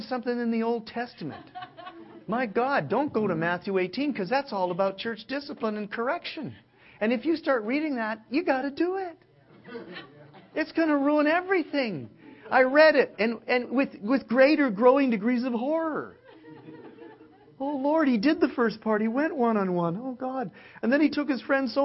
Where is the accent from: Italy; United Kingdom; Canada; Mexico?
Canada; now in Southern California, United States; as a Canadian